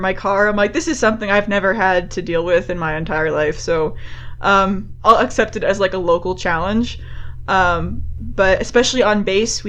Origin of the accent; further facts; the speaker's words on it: Enfield, Connecticut, United States; moved away as an adult; now in Utah, United States; So I'm from a town called Enfield, Connecticut. So I'm an East Coast girl, born and raised there.